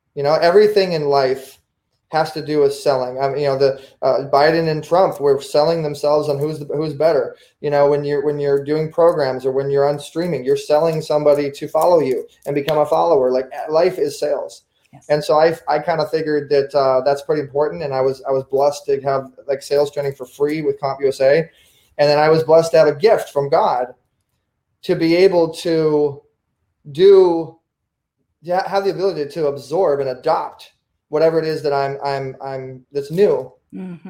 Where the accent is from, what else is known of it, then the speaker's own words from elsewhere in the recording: Orange County, California, United States; growing up in Orange County, California, Southern California